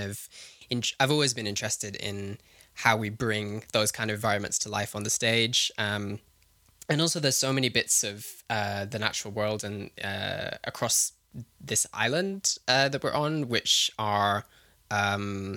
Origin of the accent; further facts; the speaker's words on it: Herefordshire, West Midlands, United Kingdom; I grew up in Herefordshire, which is on the English side of the Welsh border, down in the southwest of England.